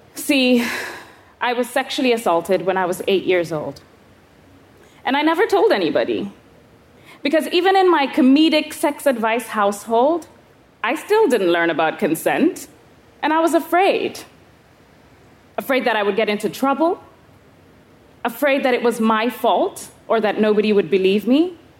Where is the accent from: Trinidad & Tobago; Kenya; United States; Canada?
Kenya; I was 11 years old, growing up in Kenya.